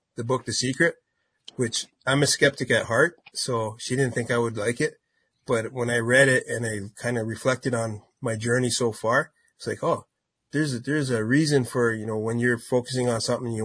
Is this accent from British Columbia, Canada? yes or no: no; Ontario, Canada; I'm from Canada. So we performed all over Southern Ontario.